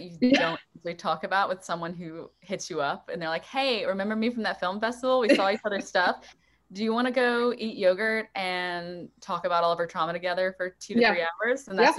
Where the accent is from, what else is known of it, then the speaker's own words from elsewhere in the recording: South Louisiana, United States; growing up in South Louisiana